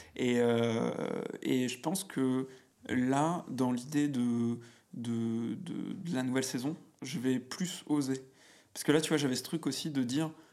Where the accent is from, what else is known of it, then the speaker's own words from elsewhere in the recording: Auvergne-Rhône-Alpes, France; moved away as an adult; now in Paris, France; je suis auvergnat. Ok. Donc, tu vois, j'habitais dans une. Enfin, j'ai grandi dans une, un petit bled qui s'appelle Domera, mhm. à quoi Une heure de, de Clermont-Ferrand